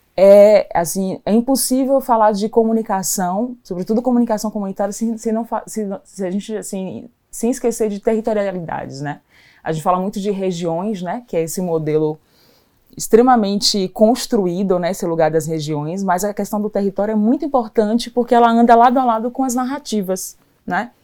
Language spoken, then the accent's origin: Portuguese; Salvador, Bahia, Brazil; sou de Salvador